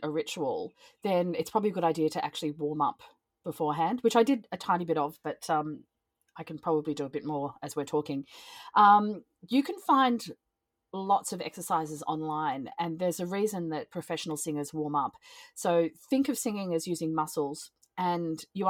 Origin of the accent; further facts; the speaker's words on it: Australia; I'm from Australia, so as you can hear by the accent